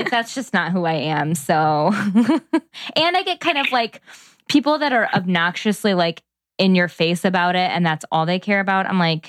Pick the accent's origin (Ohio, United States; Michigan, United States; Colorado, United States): Ohio, United States; Columbus; Cause when I say I'm from Columbus, all those Buckeyes, I know.